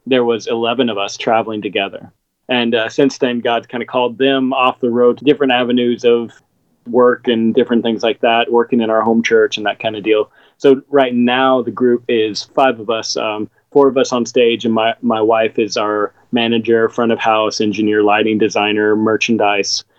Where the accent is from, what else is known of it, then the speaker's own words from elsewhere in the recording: Seattle, Washington, United States; moved away; growing up in Seattle.